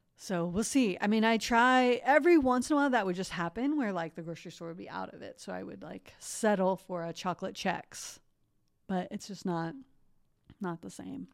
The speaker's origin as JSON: {"language": "English", "town": "Columbus", "region": "Ohio", "country": "United States", "tie": "born or raised there", "said": "I grew up in Columbus, Ohio"}